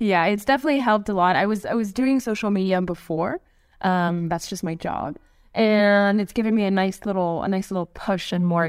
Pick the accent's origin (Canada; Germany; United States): Canada; now in Israel; I really wish that they had said that I moved to Israel from Canada, because...